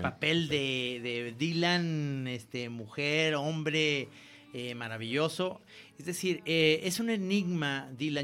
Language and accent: Spanish; Guadalajara, Jalisco, Mexico; accent: tapatío; como hablamos tapatíos